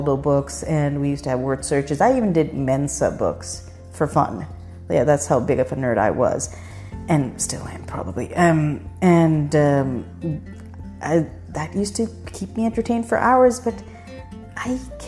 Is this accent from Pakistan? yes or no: yes; Pakistan; now in United States; when I was growing up in Pakistan, our schools were never this long.